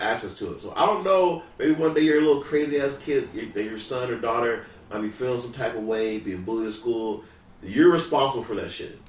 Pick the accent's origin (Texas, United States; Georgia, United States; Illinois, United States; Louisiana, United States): Louisiana, United States; now in San Diego, United States; I'm from Louisiana.